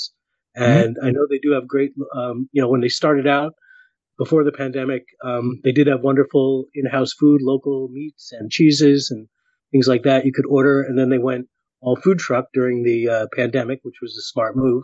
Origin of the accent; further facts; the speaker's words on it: Woodstock, New York, United States; also born or lived in Miami; I grew up right in the Catskills in Woodstock, New York, probably most famous small town in the world